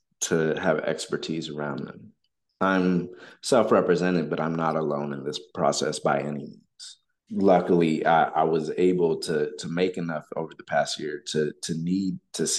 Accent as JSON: {"language": "English", "region": "Texas", "country": "United States", "tie": "born or raised there", "said": "Texas is my home state"}